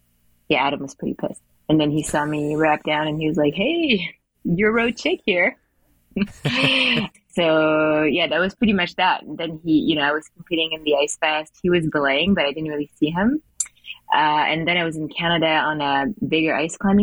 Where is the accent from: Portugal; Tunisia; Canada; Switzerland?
Switzerland; moved away as an adult; also born or lived in United States; I was born in Switzerland and I did all my schooling here.